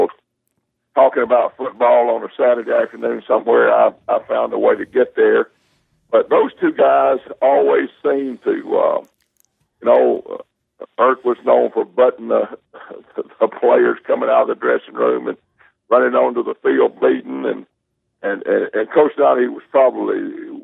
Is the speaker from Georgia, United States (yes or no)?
yes; Cedartown, Georgia, United States; I grew up in Cedartown and played ball there for Doc Ayers